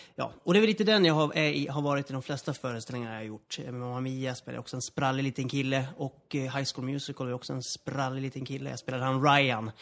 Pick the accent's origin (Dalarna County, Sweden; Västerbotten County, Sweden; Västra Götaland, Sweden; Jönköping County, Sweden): Dalarna County, Sweden; Borlänge; moved away; also born or lived in Gothenburg; jag kommer ursprungligen från Dalarna, från Borlänge